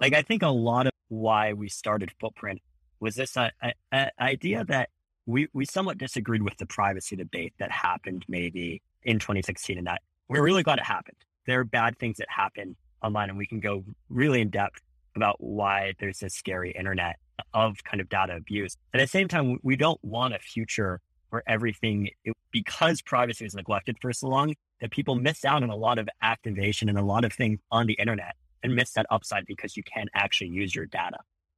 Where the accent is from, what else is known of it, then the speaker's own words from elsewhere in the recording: Philadelphia, Pennsylvania, United States; But like Paki, I'm from Philly. We went to rival high schools